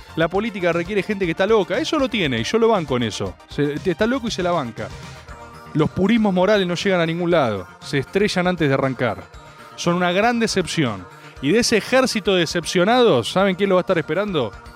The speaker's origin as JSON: {"language": "Spanish", "region": "Buenos Aires", "country": "Argentina", "tie": "born or raised there", "accent": "porteño", "said": "nací en Buenos Aires. Sí, soy porteño"}